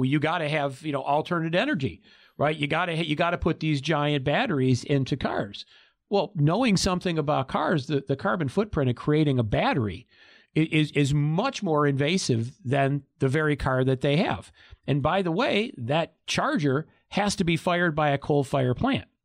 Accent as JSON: {"language": "English", "region": "Michigan", "country": "United States", "lives_now": "Arizona, United States", "said": "I came before I moved here to Arizona in 2015. I came from Oakland County, just outside of Detroit. Well, that's the Motor City."}